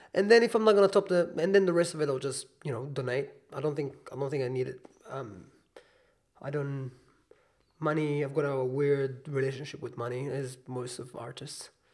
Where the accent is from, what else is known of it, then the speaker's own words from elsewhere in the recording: Israel; moved away as an adult; now in New Zealand; I'm from Israel